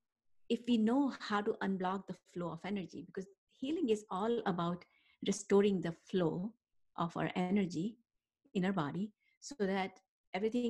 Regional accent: India; moved away; that's how I was raised back in India, in more Ayurvedic style

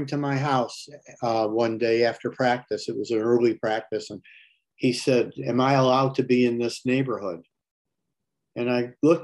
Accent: Detroit, Michigan, United States; when we moved from the Dexter neighborhood to Northwest Detroit, I lived next to a park called Dyack Park on Stansbury and Curtis

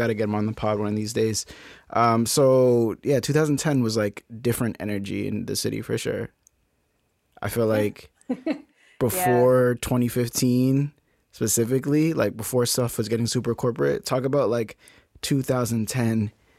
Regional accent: New England, United States; I'm from New England. We don't talk about the Giants.

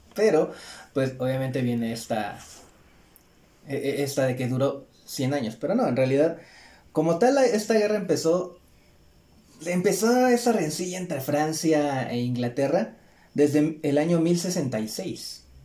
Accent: Mexico; nosotros somos mexicanos

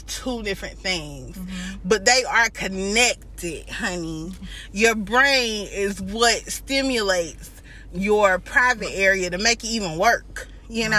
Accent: Greenville, South Carolina, United States; our city of Greenville, South Carolina

